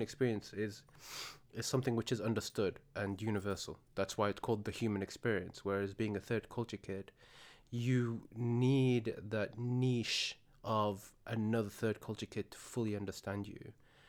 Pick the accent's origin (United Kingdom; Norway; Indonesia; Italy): United Kingdom; The difference being in the UK, we are both British.